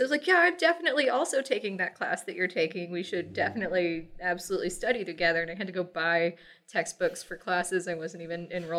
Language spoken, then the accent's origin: English; Texas, United States; So I grew up in Texas, originally Southeast Texas, River Delta, came up to the Metroplex, Dallas-Fort Worth area when I was, about 6 years old, I think. So I've been here long enough to basically be a native.